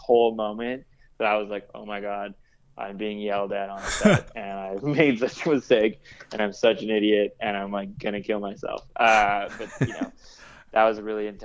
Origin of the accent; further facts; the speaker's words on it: Vancouver, British Columbia, Canada; also born or lived in Toronto; now in Brooklyn, United States; I grew up in Vancouver. That was pretty chill. You know, I went to Toronto. That was pretty chill. Now I live in Brooklyn.